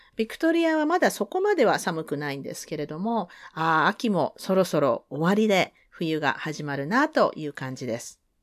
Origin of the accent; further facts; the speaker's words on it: Sasebo, Nagasaki, Japan; 私、長崎県の佐世保市なんです、出身なんですけど